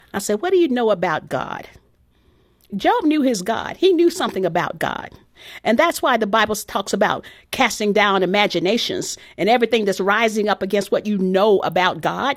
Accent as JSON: {"language": "English", "region": "Texas", "country": "United States", "tie": "born or raised there", "said": "my background growing up in Texas"}